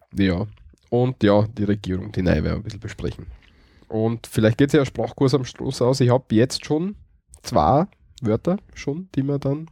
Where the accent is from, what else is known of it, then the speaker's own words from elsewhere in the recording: Styria, Austria; bei uns in der Steiermark